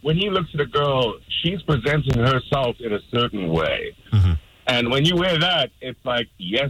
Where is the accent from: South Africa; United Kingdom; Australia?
South Africa; moved away; I'm from South Africa, we don't dress up Halloween.